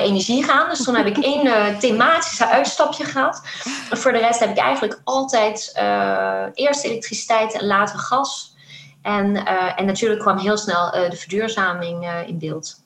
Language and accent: Dutch; France; moved away; ik kwam uit Frankrijk